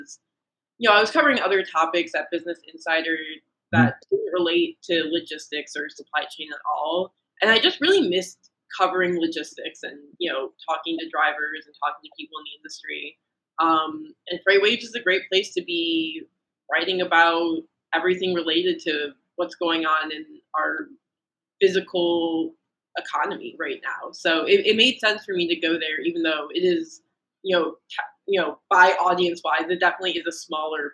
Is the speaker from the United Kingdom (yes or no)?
no; Detroit, Michigan, United States; growing up in Detroit, I'm definitely exposed to the industrial side of the economy.